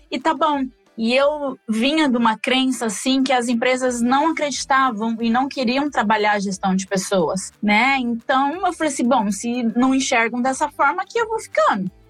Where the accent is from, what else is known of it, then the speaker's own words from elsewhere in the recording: Presidente Prudente, São Paulo, Brazil; now in Maringá, Brazil; agora eu moro atualmente em Maringá, Paraná, mas eu vim de Presidente Prudente, interior de São Paulo, né?